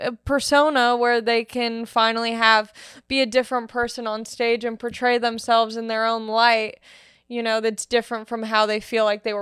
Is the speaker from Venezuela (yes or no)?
no; Long Beach, California, United States; No, I'm from Long Beach.